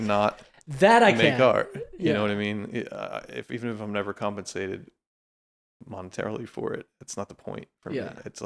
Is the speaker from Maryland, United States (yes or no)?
no; Pennsylvania, United States; now in Los Angeles, United States; Yeah, it was kind of in the process of turning from like a lot of Mennonite farms where I grew up to kind of sprawl of Philadelphia by the time I left.